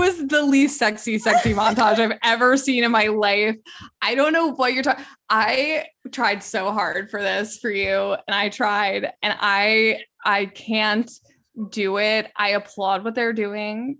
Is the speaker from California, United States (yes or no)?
no; Westchester, New York, United States; growing up in Westchester, New York